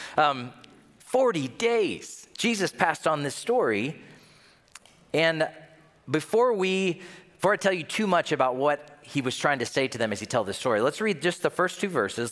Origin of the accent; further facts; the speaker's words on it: Tennessee, United States; now in Minnesota, United States; I'm from Tennessee